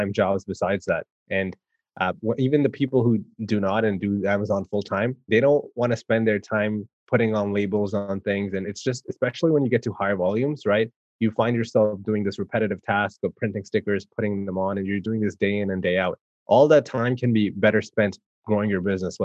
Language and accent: English; Canada; I'm from Canada